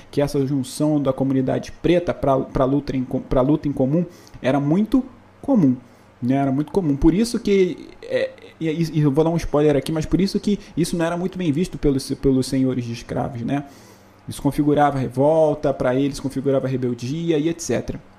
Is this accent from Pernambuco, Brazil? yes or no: no; Angra dos Reis, Rio de Janeiro, Brazil; moved away; em Angra dos Reis, que é a cidade de onde eu vim